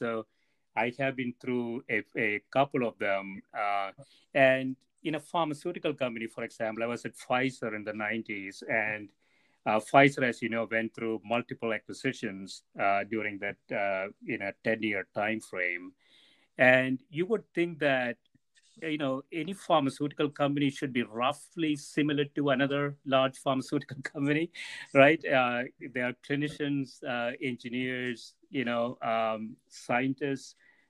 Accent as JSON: {"language": "English", "town": "Corvallis", "region": "Oregon", "country": "United States", "said": "I said, \"I'm from Corvallis, Oregon.\""}